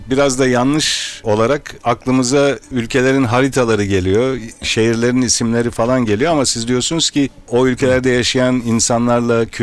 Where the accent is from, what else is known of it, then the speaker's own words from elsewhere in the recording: Ankara, Turkey; Evet Ankara'dan geldim.